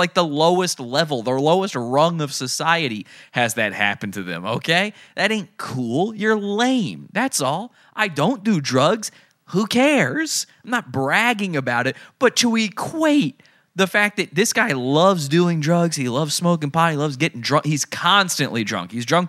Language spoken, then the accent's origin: English; Santa Cruz, California, United States; I'm from Santa Cruz. I was the first guy to walk around Santa Cruz dressed as the Joker.